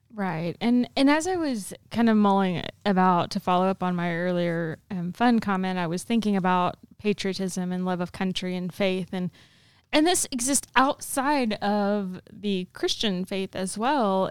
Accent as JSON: {"language": "English", "region": "the Bible Belt", "country": "United States", "tie": "born or raised there", "said": "in my childhood growing up in the Bible Belt"}